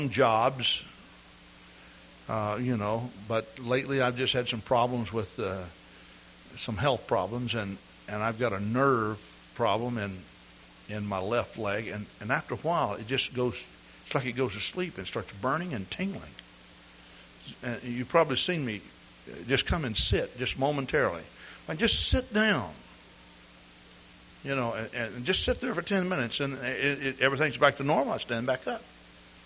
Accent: East Texas, United States; I grew up in East Texas.

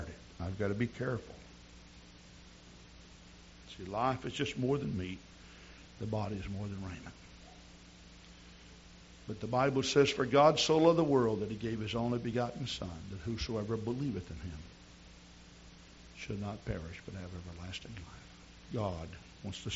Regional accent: near Hot Springs, Arkansas, United States; Hot Springs, Arkansas, which is near my hometown

